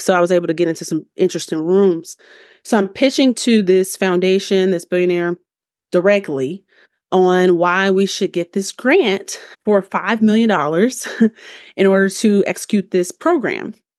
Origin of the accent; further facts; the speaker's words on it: Chicago, Illinois, United States; moved away as an adult; now in Denver, United States; I'm from Chicago